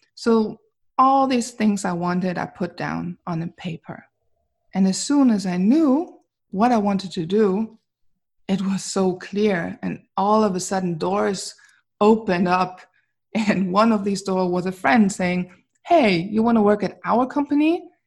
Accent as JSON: {"language": "English", "town": "Wuppertal", "region": "North Rhine-Westphalia", "country": "Germany", "tie": "born or raised there", "second_language": "English", "moved": "as an adult", "lives_now": "Princeton, New Jersey, United States", "said": "I was born in Wuppertal in Germany"}